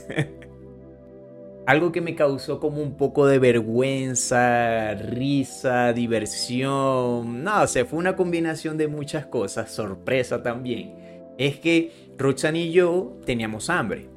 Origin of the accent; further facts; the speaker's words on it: Venezuela; now in Colombia; Venezuela, que es donde yo nací